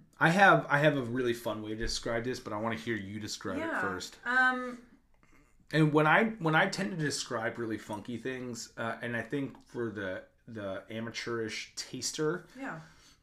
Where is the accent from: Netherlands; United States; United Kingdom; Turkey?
United States; East Coast, New Jersey, New York, Northeast; I grew up on the East Coast, in Northeast, Jersey, New York.